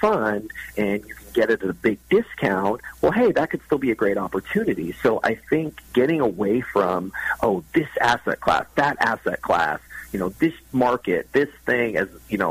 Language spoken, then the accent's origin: English; Texas, United States; I'm from Texas